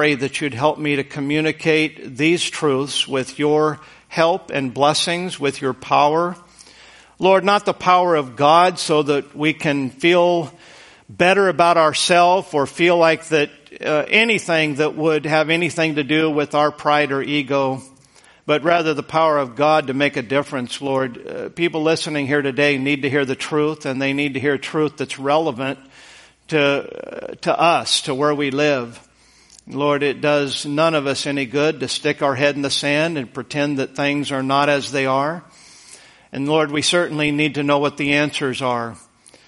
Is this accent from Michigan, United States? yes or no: no; Boise, Idaho, United States; moved away; I grew up in Idaho, and Idaho is, the Boise area was very flat, high desert.